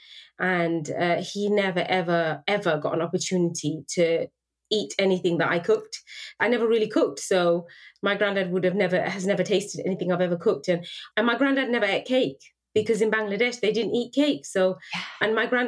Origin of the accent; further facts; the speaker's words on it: United Kingdom; cemented myself as a British person. Because for him, you know, like as my parents are immigrants